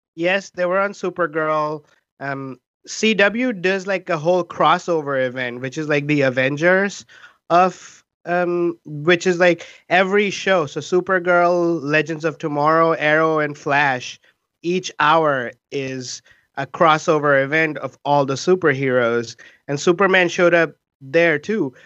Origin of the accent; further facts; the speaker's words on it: India; now in Seattle, United States; we are three Indian immigrant improvisers in Seattle